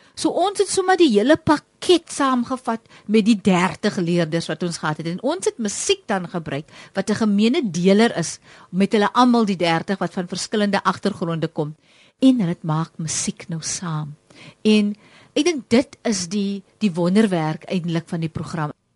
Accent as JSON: {"language": "Afrikaans", "town": "Wellington", "region": "Western Cape", "country": "South Africa", "said": "ek kom van Wellington af en ek kom uit 'n gemeenskap uit waar musiek groot was en is nog steeds"}